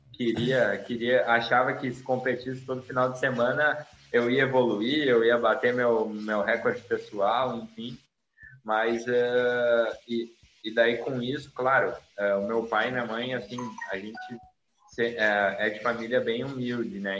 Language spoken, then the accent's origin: Portuguese; Sapiranga, Rio Grande do Sul, Brazil; eu sou natural de Sapiranga, né? Aí no Rio Grande do Sul